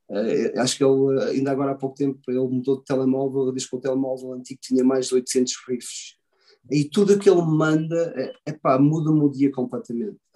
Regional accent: Australia; E, também eu venho da Austrália e aquilo é, é aquele é estilo no metal, mas também é super pesado.

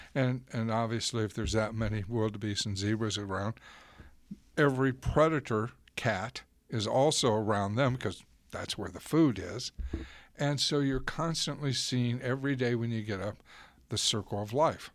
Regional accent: Florida, United States; I grew up in Florida

